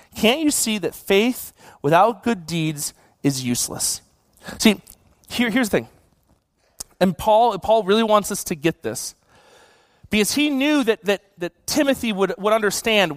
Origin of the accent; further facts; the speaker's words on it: Buffalo, New York, United States; now in California, United States; I grew up in Buffalo.